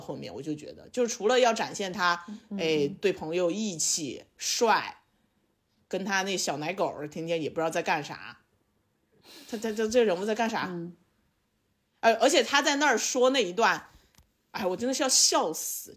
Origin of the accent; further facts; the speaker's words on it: Sichuan, China; also born or lived in Beijing; now in Chengdu, China; 我的老家不是成都